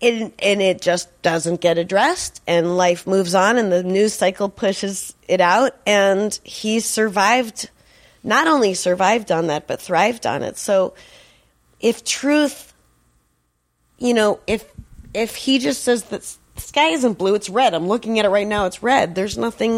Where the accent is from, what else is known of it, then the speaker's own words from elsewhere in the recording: Boston, Massachusetts, United States; I say gay. I'm from Boston. I say gay.